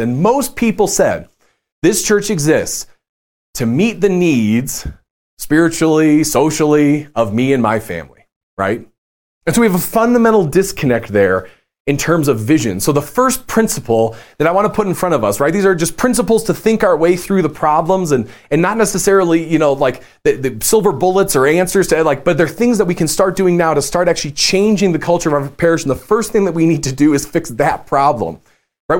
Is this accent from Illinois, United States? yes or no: yes; Chicago, Illinois, United States; moved away; I'm from Chicago